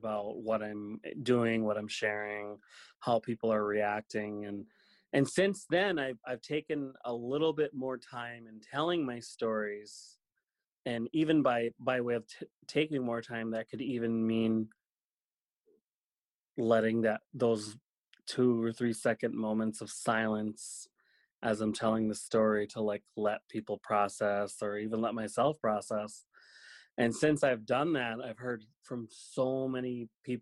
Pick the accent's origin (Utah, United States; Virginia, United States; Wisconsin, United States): Wisconsin, United States; Lac du Flambeau Indian Reservation, northern; moved away; we were all born and raised on the Lac du Flambeau Indian Reservation, which is in northern Wisconsin